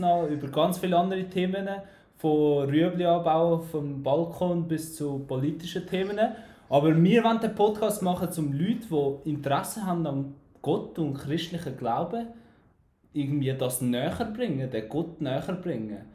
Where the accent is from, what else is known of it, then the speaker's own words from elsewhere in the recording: Albania; accent: Albanian; now in Männedorf, Switzerland; mit meinem albanischen Akzent. Ich bin in Albanien aufgewachsen.